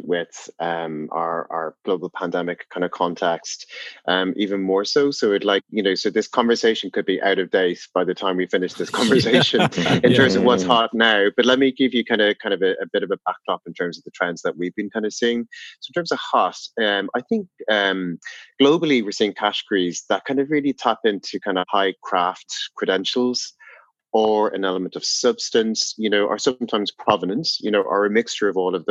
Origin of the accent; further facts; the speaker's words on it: Ireland; moved away as an adult; also born or lived in London, United Kingdom / Nairobi, Kenya; now in New York, United States; as an Irish man